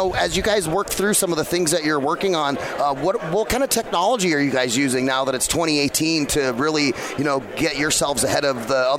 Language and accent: English; Phoenix, Arizona, United States; So I'm a native here of Phoenix. This is my hometown.